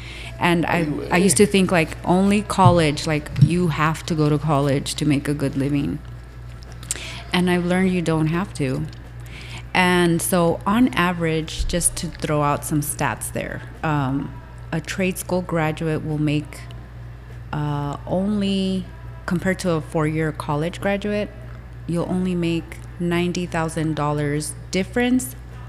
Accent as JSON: {"language": "English", "country": "Mexico", "said": "I was born in Mexico. My mom was Mexican"}